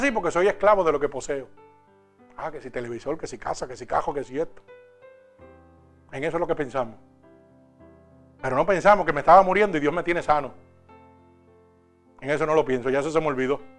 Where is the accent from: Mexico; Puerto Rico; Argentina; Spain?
Puerto Rico; now in New York, United States; cuando yo vine de Puerto Rico a Nueva York, vinimos con una máquina espiral y más nada.